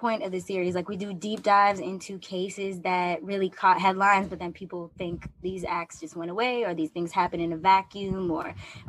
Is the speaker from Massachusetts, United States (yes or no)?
yes; Boston, Massachusetts, United States; moved away as an adult; also born or lived in New York / Washington, D.C.; Yeah, well, I'm originally from Boston, but I moved out to New York for college and I stayed for most of the time. I went down to D.C. for a little bit